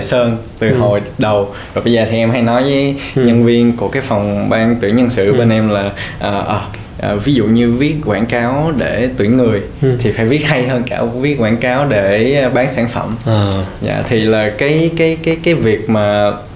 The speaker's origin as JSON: {"language": "Vietnamese", "country": "Vietnam", "said": "mình là người Việt"}